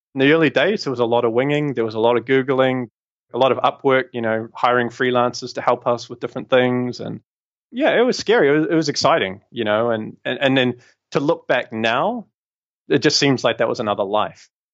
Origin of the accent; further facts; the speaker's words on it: New Zealand; moved away as an adult; also born or lived in London, United Kingdom; I'm obviously from New Zealand originally